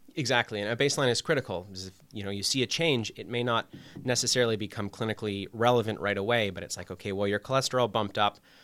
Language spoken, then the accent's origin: English; Toronto, Ontario, Canada; moved away as an adult; also born or lived in Montreal / Chicago; now in Waterbury, United States; I'm from Canada originally. Um, I did my undergrad in Montreal, but I'm from the Toronto area